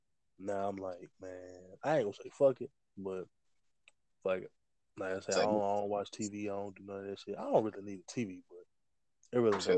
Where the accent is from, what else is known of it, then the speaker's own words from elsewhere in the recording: Texas, United States; I ain't from Louisiana. I'm from Texas.